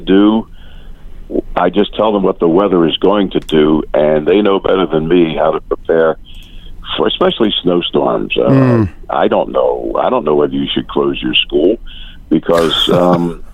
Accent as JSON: {"language": "English", "town": "Atlantic City", "region": "New Jersey", "country": "United States", "tie": "born or raised there", "said": "it's my hometown"}